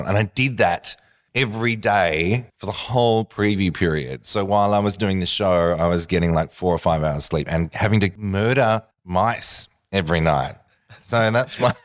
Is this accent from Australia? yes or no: yes; Australia; as an Australian